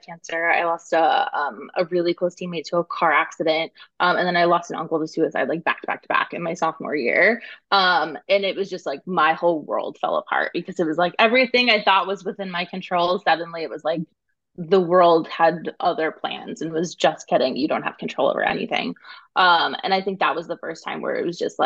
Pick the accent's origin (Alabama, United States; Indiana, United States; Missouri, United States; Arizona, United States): Arizona, United States; Phoenix; moved away as an adult; also born or lived in New York / California; now in Bay Area, United States; I live in the Bay Area currently. I grew up in Phoenix, Arizona.